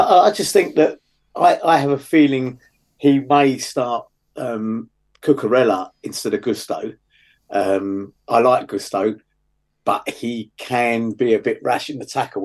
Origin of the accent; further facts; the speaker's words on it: London, United Kingdom; I come from the West London Hayes area